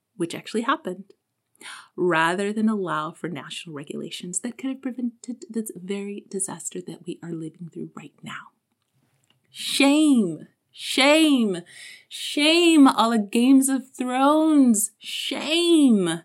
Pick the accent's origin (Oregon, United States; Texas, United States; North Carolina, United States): Texas, United States; moved away; also born or lived in South Korea; as a Texan